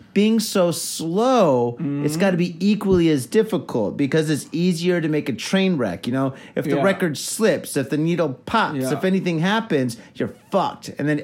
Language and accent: English; Detroit, Michigan, United States; moved away; also born or lived in California; when I moved to California from Detroit, basically... Mm-hmm. All my friends are DJs, and I went to a lot of raves in Detroit, obviously.